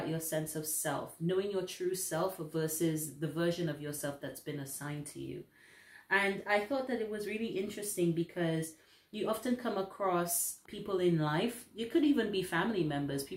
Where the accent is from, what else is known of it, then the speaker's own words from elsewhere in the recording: St. Lucia; now in United Kingdom; being somebody who is not from the UK, I'm from the Caribbean originally, St. Lucia